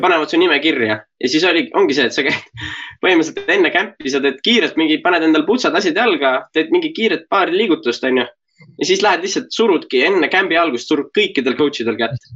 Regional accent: Estonia; kui mult küsiti, et noh, et äh, kust ma pärit olen, ma ütlesin Eesti

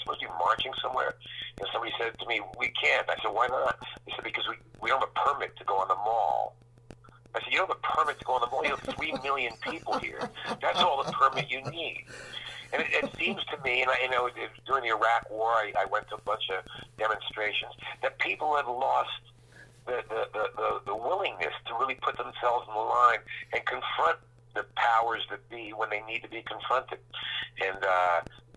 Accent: Passaic, New Jersey, United States; moved away; it was only a town of 50,000 people when I was growing up. But it was a very fertile ground. I'm very proud of my hometown

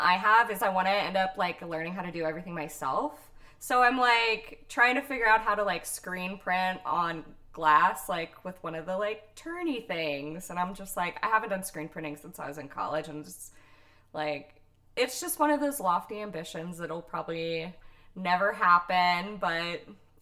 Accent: the South, United States; now in California, United States; I grew up in the South

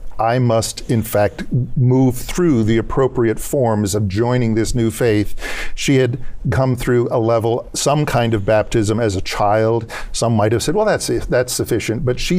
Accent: South Lancaster, Massachusetts, United States; coincidentally my hometown in South Lancaster, Massachusetts

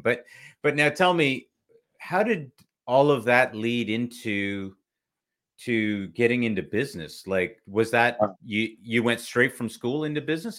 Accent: Toronto, Ontario, Canada; moved away as an adult; also born or lived in Kuwait; I was born in Kuwait in the Middle East, and uh, same thing. My dad came in shorts and a t-shirt, and we arrived in February in Canada

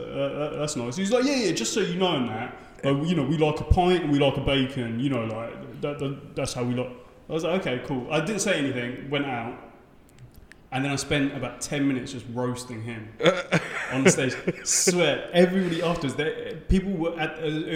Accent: Colombia; I was like, oh, I'm from Colombia.

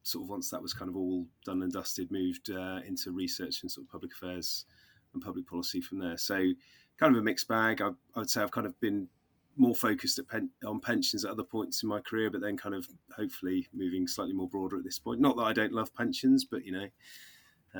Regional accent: Oxfordshire, South East England, United Kingdom; moved away as an adult; now in Bristol, United Kingdom; I was born in Oxfordshire, but have been sort of down the Bristol way since moving to university

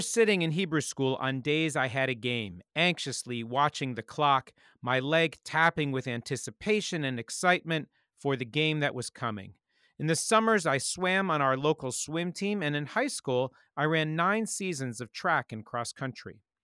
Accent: Montgomery County, D.C., Maryland, United States; Growing up outside Washington, D C, and Montgomery County

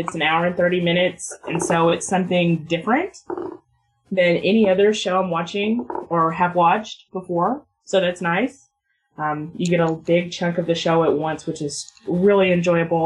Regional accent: United States; I'm an American

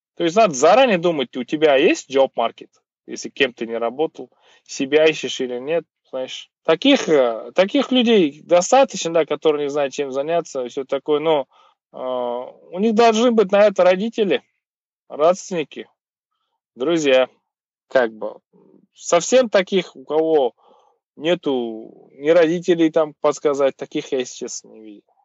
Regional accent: Kazakhstan; у нас там Головкин есть, вот у нас там … есть

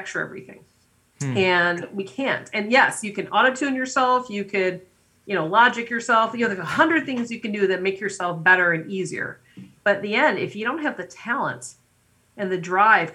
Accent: United States; I'm someone who is American, but my family is, you know, immigrants

